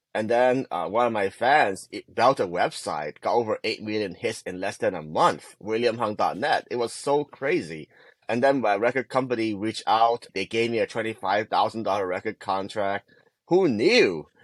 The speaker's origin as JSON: {"language": "English", "country": "Hong Kong", "tie": "born or raised there", "moved": "yes", "said": "I grew up in Hong Kong"}